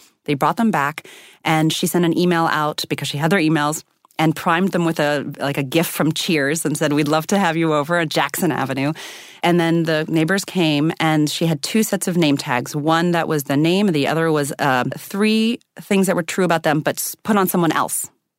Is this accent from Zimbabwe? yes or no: yes; Zimbabwe; born there; I'm biracial. I was born in Zimbabwe. I have an Indian mother and a white American father.